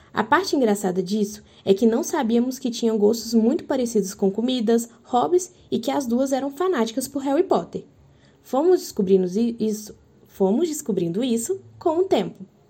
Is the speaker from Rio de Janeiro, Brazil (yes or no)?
no; Minas Gerais, Brazil; now in Campo Grande, Brazil; eu sou mineira